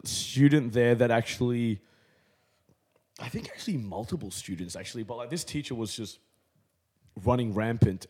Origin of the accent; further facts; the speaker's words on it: Canberra, Australian Capital Territory, Australia; growing up in Canberra